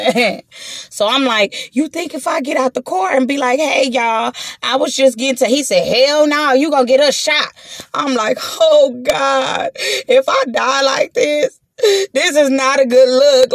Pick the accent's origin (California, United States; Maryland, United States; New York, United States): California, United States; Los Angeles; I'm from Watts. I'm from 109th. I'm from the, you know what I'm saying? I'm from the projects. I'm from Watts.